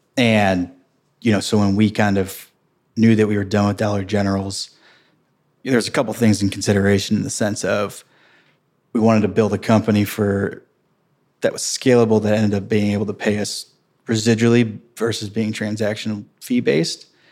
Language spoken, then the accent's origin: English; St. Peters, Missouri, United States; I grew up in Saint Peter's, Missouri. which is thirty minutes west of downtown Saint Louis, Saint Charles County